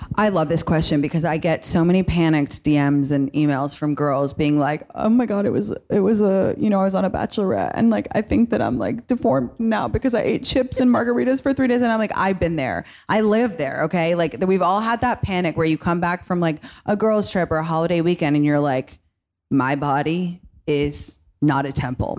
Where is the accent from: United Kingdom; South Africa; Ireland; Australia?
United Kingdom; London; moved away as an adult; now in United States; I grew up in London and then I had college in America